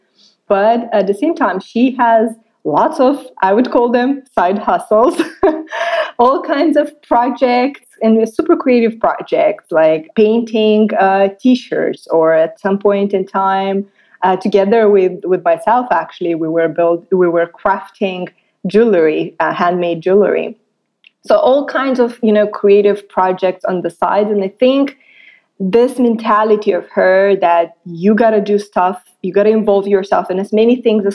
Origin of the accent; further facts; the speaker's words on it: Moldova; I was born and raised in Republic of Moldova